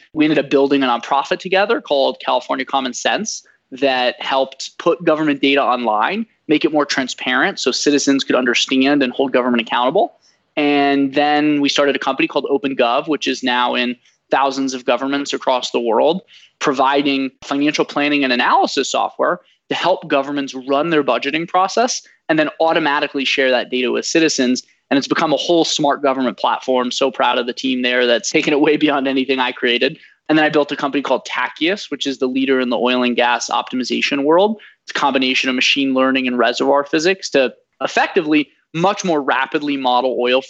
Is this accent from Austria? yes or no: yes; Vienna, Austria; born there; moved away; also born or lived in Washington DC / St. Louis / Bay Area; I was born in Vienna, Austria, lived in DC, St. Louis, the Bay Area, went to Stanford